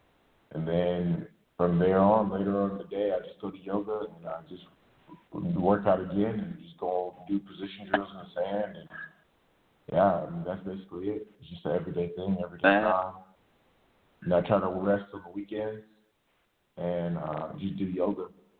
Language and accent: English; Nigeria; they used to call me like the … because I'm Nigerian